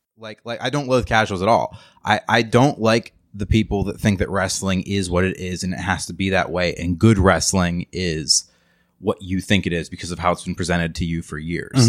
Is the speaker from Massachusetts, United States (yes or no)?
no; Western Pennsylvania, United States; moved away as an adult; I come from Western P